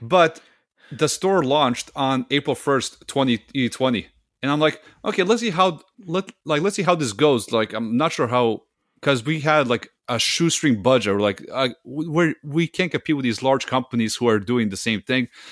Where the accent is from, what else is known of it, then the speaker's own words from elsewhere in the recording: Serbia; English is a second language; now in Canada; my home country of, uh, Serbia